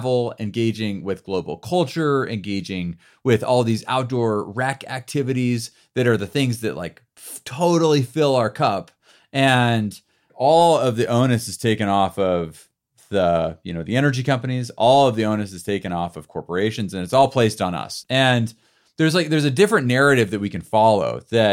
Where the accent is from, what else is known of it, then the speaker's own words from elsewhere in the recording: United States; also born or lived in Bend, Oregon; As American citizens